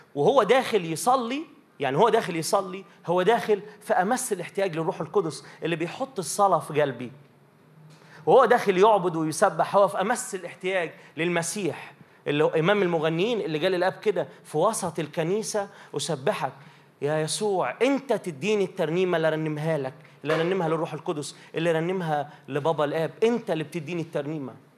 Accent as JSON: {"language": "Arabic", "town": "Minya", "region": "Minya Governorate", "country": "Egypt", "said": "عندنا في المنيا يبقى مثلا ايه في ترانيم معينه"}